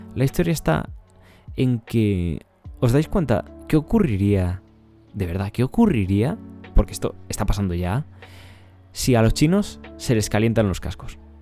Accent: Ávila, Castile and León, Spain; Yo soy de Ávila.

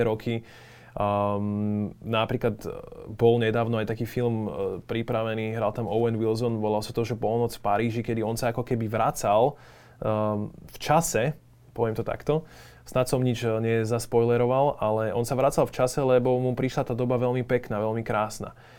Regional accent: Slovakia; Sme my Slováci

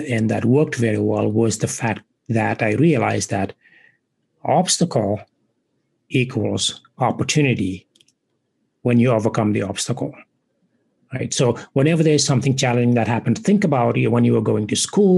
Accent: Senegal; English is a second language; moved away as an adult; now in United States; I was born and raised in West Africa, in Senegal. I now live in the United States and have been for 20 plus years

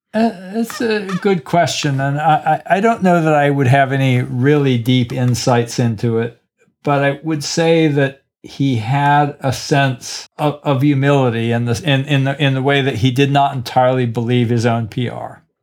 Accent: Killarney, Munster, Ireland; also born or lived in Cork; I'm from Killarney

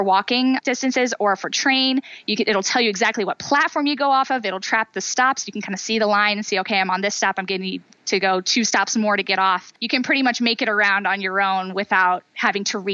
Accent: Northeast Ohio, United States; also born or lived in San Francisco; I grew up in Northeast Ohio area

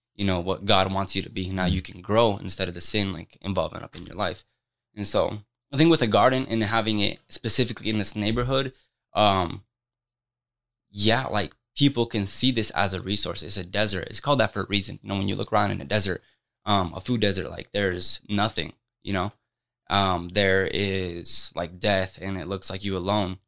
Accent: Des Moines, Iowa, United States; I'm born and raised in Des Moines.

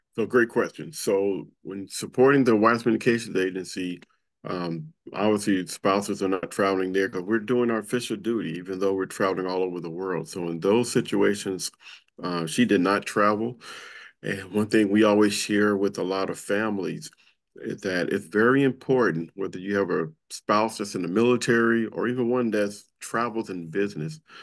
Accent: Compton, California, United States; I grew up in Compton, California

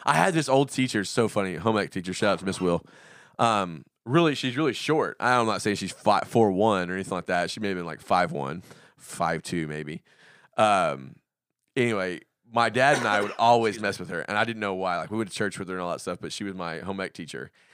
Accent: the South, United States; I grew up in the South

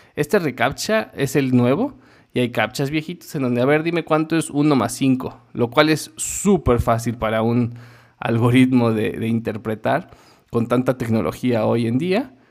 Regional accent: Mexico; Como mexicano

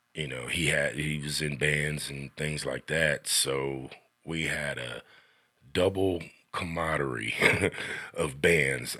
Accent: Xenia, Ohio, United States; now in Sidney, Ohio, United States; I was born and raised in Xinyi, Ohio

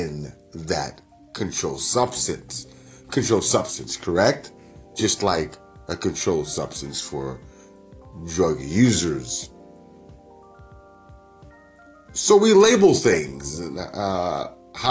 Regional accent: New York, United States; now in Northern California, United States; Growing up in New York

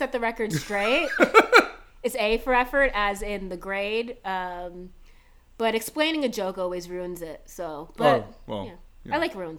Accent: Canada; I'm from Canada, man.

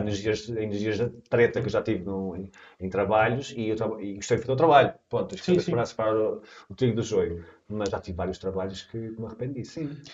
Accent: Portugal; Eu sou português

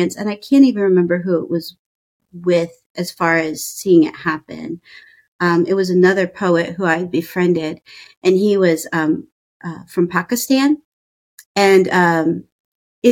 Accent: Ohio, United States; accent: Midwest; moved away as an adult; also born or lived in Indiana / East Coast / Chicago / New Hampshire; I grew up in Ohio. I went to school in Indiana.

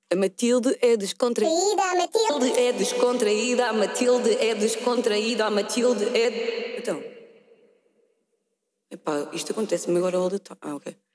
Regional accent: Porto, Norte, Portugal; Sou do Porto.

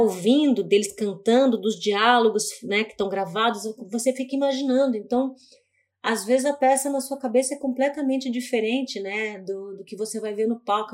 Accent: Curitiba, Paraná, Brazil; now in São Paulo, Brazil; eu sou de Curitiba, eu vivi boa parte da minha vida lá

